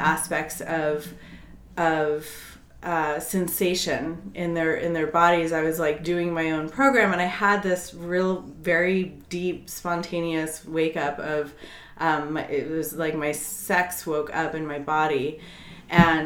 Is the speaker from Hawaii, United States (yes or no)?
no; Colorado, United States; moved away as an adult; also born or lived in Virginia; I grew up in Colorado